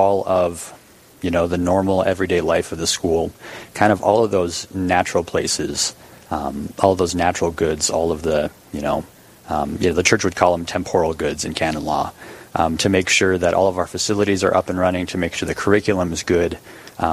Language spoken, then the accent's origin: English; Bismarck, North Dakota, United States; now in Dickinson, United States; I'm from Bismarck originally, went to St. Mary's High School.